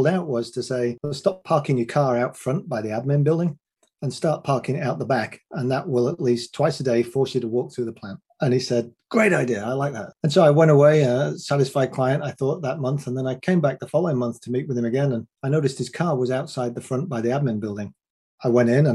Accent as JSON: {"language": "English", "region": "England", "country": "United Kingdom", "said": "I'm a 6 foot one white guy from England"}